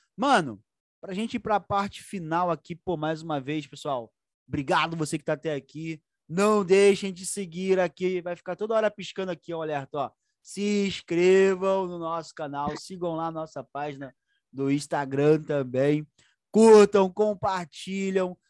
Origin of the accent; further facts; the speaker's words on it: Duque de Caxias, Rio de Janeiro, Brazil; Eu sou de Caxias mesmo